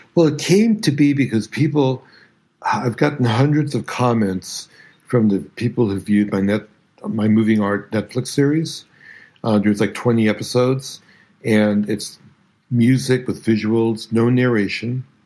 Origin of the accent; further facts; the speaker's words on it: New York City, New York, United States; also born or lived in Bronx; growing up in Brooklyn